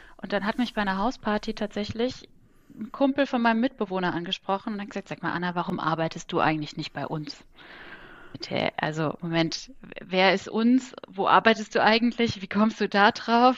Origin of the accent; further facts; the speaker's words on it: Kaiserslautern, Rhineland-Palatinate, Germany; also born or lived in Augsburg / France / Cologne; now in Bonn, Germany; gebürtige Kaiserslauterin